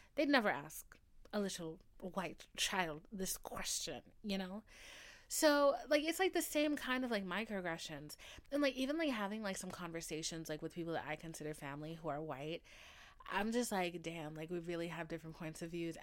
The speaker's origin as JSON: {"language": "English", "town": "Atlanta", "region": "Georgia", "country": "United States", "said": "I'm from Atlanta."}